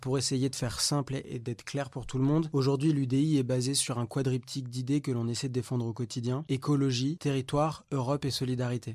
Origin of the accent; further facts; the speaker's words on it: Vendôme, Centre-Val de Loire, France; je viens de Vendôme, dans le Loir-et-Cher